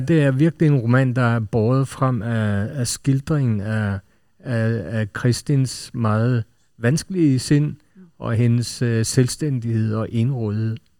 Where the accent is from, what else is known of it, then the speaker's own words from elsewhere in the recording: Norway; Nu er jeg selv nordmand